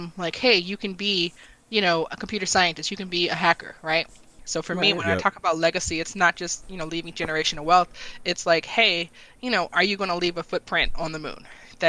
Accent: Washington, District of Columbia, United States; so for me, I'm from Northeast D.C., and I remind people all the time that I'm from Northeast D.C.

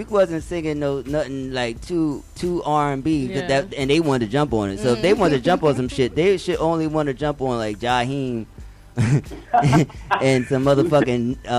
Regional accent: Bronx, New York, United States; now in Atlanta, United States; I'm a nomad. I'm from the Bronx. I live in the Bronx.

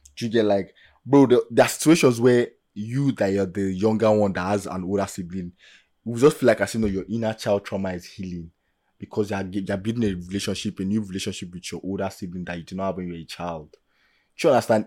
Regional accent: Nigeria; first language Yoruba; English is a second language; I'm speaking as an average Nigerian

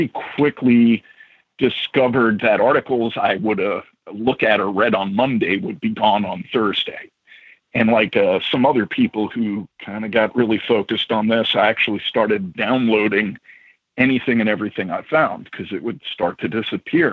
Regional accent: New York City, New York, United States; moved away as an adult; now in Midwest, United States; I grew up in New York

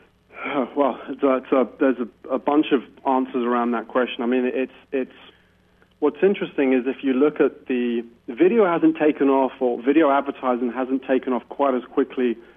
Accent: United Kingdom; as a Brit

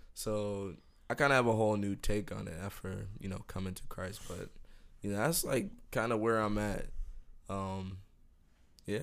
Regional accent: Miami, Florida, United States; also born or lived in New Jersey / Jamaica (heritage); I moved to Miami when I was four

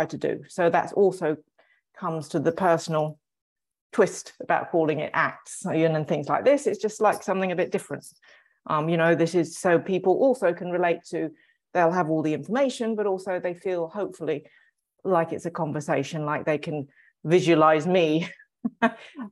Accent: England, United Kingdom; I'm English

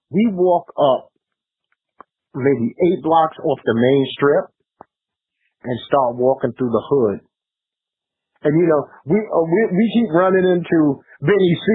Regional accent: New York City, New York, United States; I'm from Brooklyn

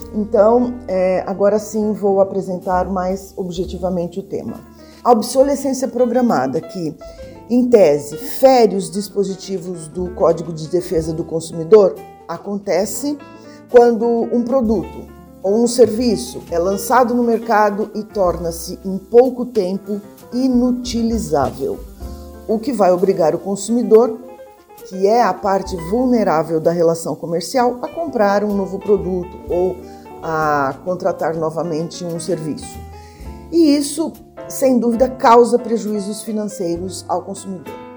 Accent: Brazil; eu, enquanto brasileira, eu tenho

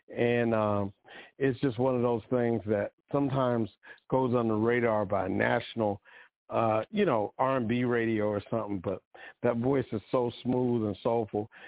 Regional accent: Washington, District of Columbia, United States; I'm from Washington D.C.

